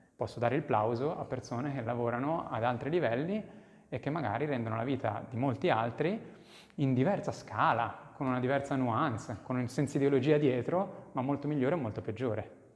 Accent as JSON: {"language": "Italian", "town": "Monzano", "country": "Italy", "moved": "yes", "said": "nel, nel, nel, mio paese"}